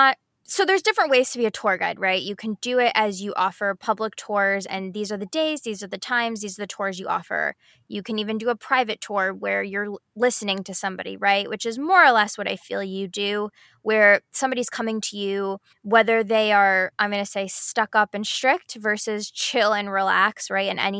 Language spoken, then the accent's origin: English; United States; as an American, right, and knowing English